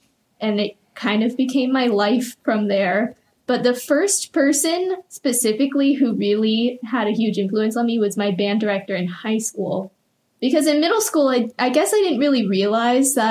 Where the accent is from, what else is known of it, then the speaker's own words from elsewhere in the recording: Richmond, Virginia, United States; I grew up in Richmond and was there for my entire life up until college, specifically Henrico County that entire time